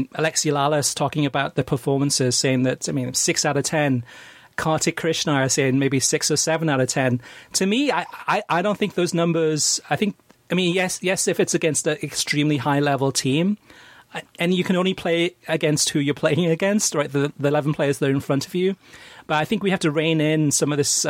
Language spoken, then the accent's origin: English; Wales, United Kingdom; Having been born in Wales, I'm half Welsh, half American